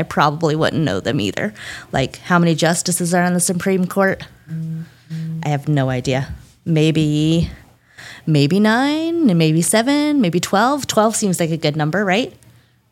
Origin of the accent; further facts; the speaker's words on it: United States; I'm a real bad American